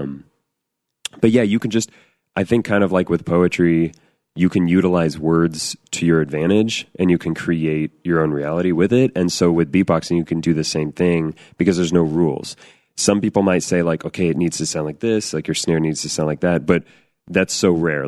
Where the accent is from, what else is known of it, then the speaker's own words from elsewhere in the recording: Northern California, United States; I grew up in Northern California